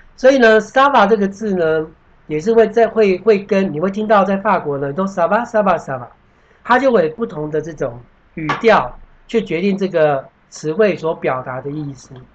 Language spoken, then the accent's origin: Chinese; Taiwan; 我们台湾人